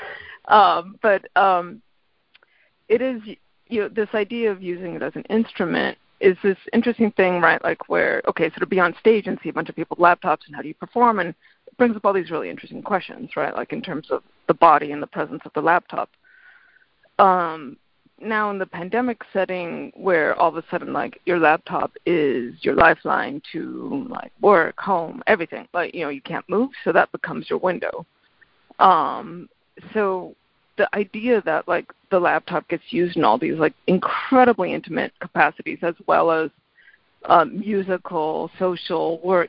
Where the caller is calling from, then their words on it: Middletown, Connecticut, United States; I'm calling from Middletown, Connecticut.